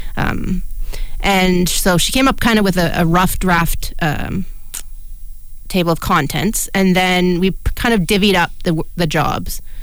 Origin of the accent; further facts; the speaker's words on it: Canada; we are two blind Canadians.